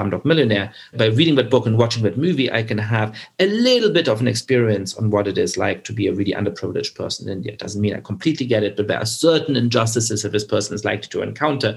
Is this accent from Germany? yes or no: yes; Germany; I grew up Jewish in Germany, and I certainly have made the experience growing up there